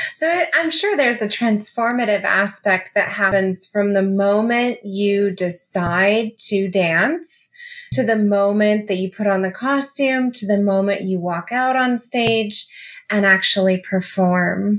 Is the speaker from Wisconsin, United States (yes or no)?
no; Las Vegas, Nevada, United States; moved away; I'm from Las Vegas. I lived in Las Vegas for 19 years